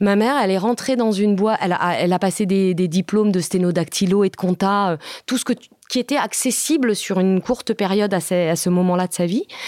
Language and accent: French; France; first language Italian; French is a second language; moi aussi, je suis française